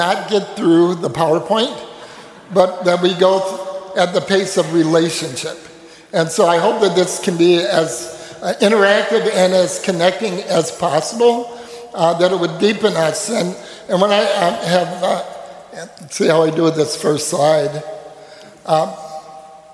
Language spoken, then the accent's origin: English; Detroit, Michigan, United States; moved away as an adult; also born or lived in Jackson, Tennessee; now in Minneapolis, United States; my first 18 years of life was in Detroit, Michigan